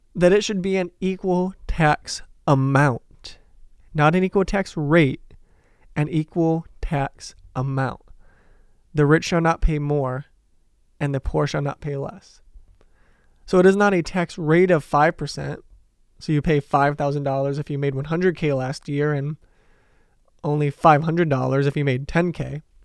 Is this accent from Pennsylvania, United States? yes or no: no; Detroit, Michigan, United States; I'm from Detroit, possibly the union capital of the United States